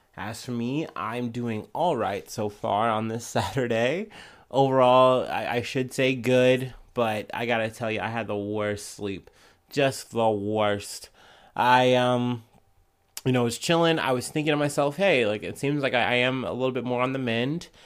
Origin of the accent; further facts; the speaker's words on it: United States; as an American